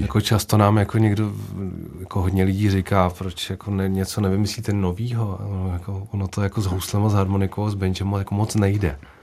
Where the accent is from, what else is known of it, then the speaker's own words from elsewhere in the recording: Úvaly, Central Bohemian Region, Czechia; u nás v Uvalech